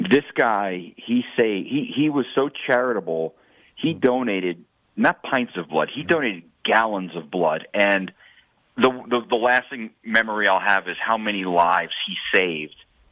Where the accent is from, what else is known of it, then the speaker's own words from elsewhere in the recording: New Jersey, United States; moved away; I grew up in New Jersey.